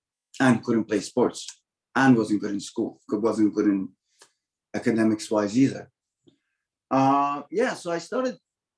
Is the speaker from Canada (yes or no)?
yes; Toronto, Ontario, Canada; So yeah, I lived in Toronto, and I grew up in Scarborough partly, and in the West End of Toronto.